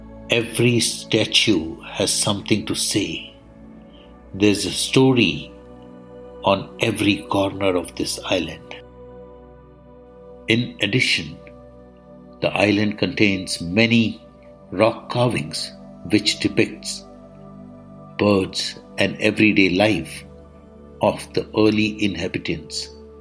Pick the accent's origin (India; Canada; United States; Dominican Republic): India